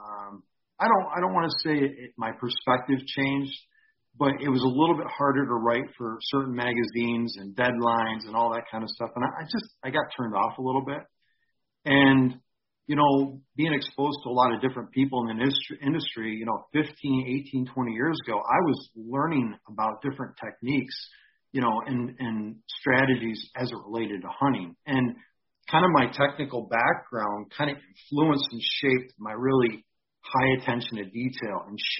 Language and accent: English; Syracuse, New York, United States; I'm like, Syracuse.